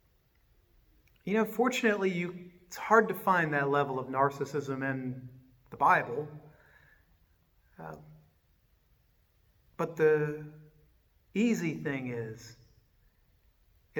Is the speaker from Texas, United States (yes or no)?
no; Richmond, Virginia, United States; moved away; I grew up in Richmond, Virginia.